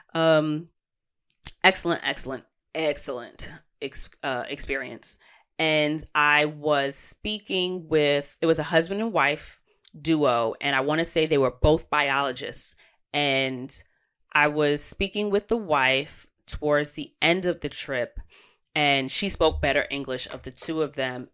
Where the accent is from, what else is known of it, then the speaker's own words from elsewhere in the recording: New York City, New York, United States; native New Yorkers as, such as myself